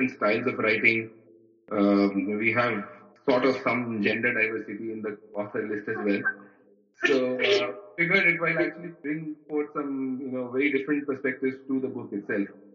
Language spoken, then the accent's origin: English; Mumbai, Maharashtra, India; moved away as an adult; I am a boy from Bombay. I've kind of seen Bombay grow through the years